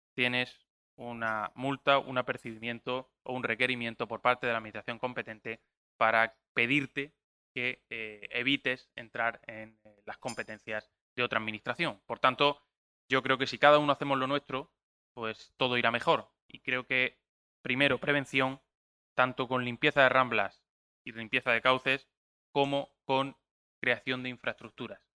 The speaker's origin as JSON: {"language": "Spanish", "region": "Region of Murcia", "country": "Spain", "said": "en la región de Murcia tenemos"}